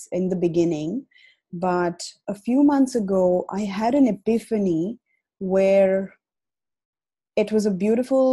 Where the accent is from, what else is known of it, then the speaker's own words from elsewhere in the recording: India; moved away as an adult; now in Australia; I have been, you know, born and brought up in India, and I moved to Australia 5 years ago